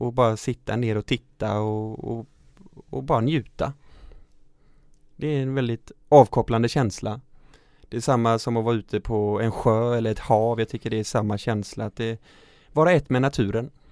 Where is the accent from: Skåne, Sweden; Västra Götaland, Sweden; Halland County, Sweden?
Halland County, Sweden; Falkenberg; där jag växte upp i Falkenberg